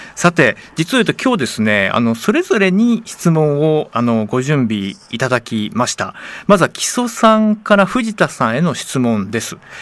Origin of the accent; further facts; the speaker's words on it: Yokohama, Kanagawa, Japan; also born or lived in Kobe, Hyogo; 生まれは兵庫県神戸なんですけど育ちが横浜で